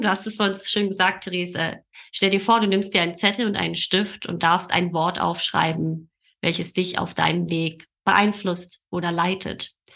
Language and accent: German; Berlin, Germany; geboren und aufgewachsen in Berlin, wohne in Berlin